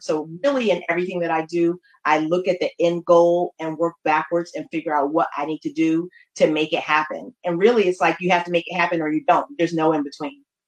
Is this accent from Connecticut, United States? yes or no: yes; New Haven, Connecticut, United States; now in Baltimore, United States; I am from New Haven, Connecticut. Um, originally, I have been in Baltimore, Maryland, for the last 20 years